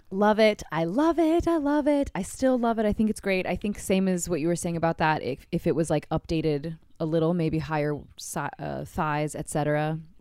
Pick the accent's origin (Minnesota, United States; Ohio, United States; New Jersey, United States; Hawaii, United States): Hawaii, United States; did I mention yet in this episode we're from Hawaii